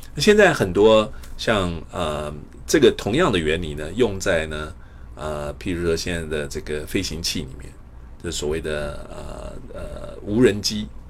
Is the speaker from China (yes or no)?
no; Taipei, Taiwan; moved away as an adult; also born or lived in Pingtung, Taiwan / Iowa, United States; now in United States; 我是台湾屏东出生，台北长大。呃，我一九八三年，呃，清华数学系毕业以后呢，我到美国的爱华大学进修。我一九九二年，一九九零年取得博士，呃，学位。然后一九九八年，我加入这个美国太空总署，J P L